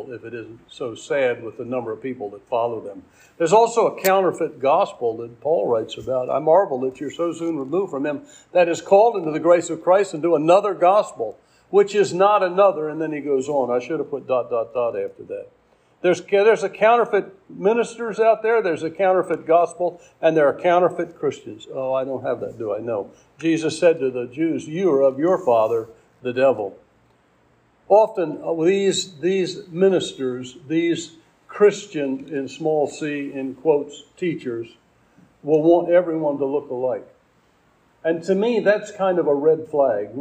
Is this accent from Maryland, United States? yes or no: yes; Hillsboro, Maryland, United States; There's only two stores in the town that I live in called Hillsboro, Maryland